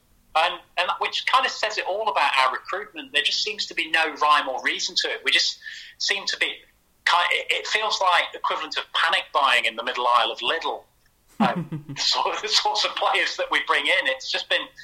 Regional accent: Nottingham, East Midlands, United Kingdom; growing up in Nottingham

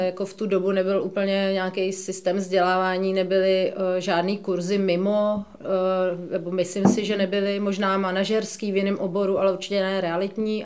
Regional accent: Prague, Czechia; jsem z Prahy, takže tady znám spoustu lidí

